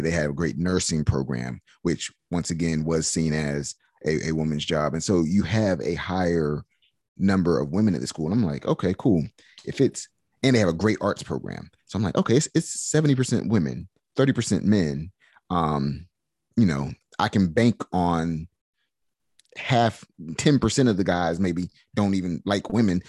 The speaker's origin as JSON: {"language": "English", "town": "Durham", "region": "North Carolina", "country": "United States", "tie": "born or raised there", "said": "I grew up actually in White Rock Baptist Church, which is a, the most, um, historic church in Durham"}